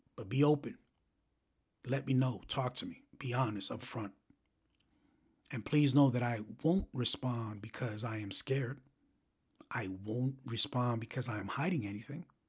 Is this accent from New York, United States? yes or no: yes; New York City, New York, United States; growing up in the South Bronx